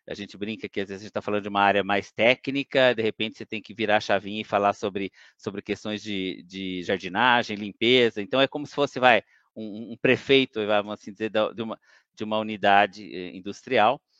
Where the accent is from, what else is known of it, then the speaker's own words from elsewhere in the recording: São Paulo, Brazil; also born or lived in Campinas; eu nasci em Campinas, mas nunca morei, né? Meus pais eram de Campinas, eh, mas sempre morei em São Paulo.